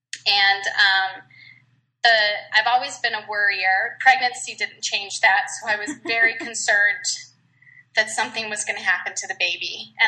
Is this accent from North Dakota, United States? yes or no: no; Virginia, United States; also born or lived in Minnesota / Utah; now in Georgia, United States; Well, I live in Georgia now, but I was born in Minnesota, and then I went to high school in Virginia, Northern Virginia, and I went to culinary school there too.